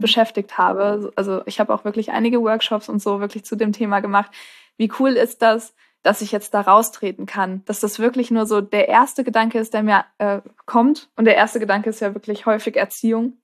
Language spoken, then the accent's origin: German; Marburg, Hesse, Germany; ich komme auch aus Marburg